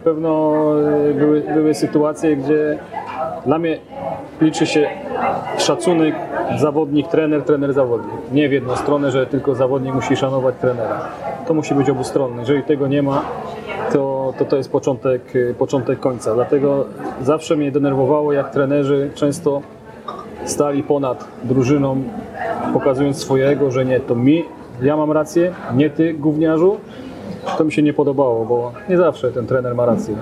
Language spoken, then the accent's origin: Polish; Częstochowa, Silesian Voivodeship, Poland; Do klubu zapisałem się w 1986 roku po raz pierwszy do Rakowa Częstochowa